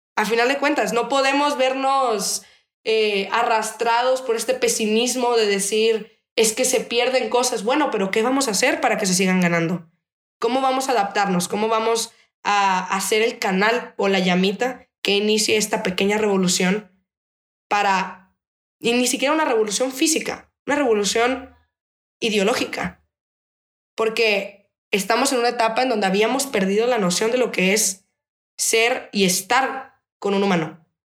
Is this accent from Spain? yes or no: no; Mexico; somos mexicanos porque vivimos en una tierra que han pisado ancestros